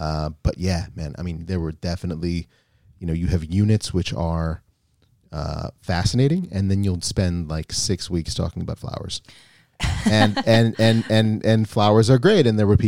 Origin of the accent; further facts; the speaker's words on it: United States; You know, we take that for granted, sure, growing up in the United States, that we understand that a little bit more.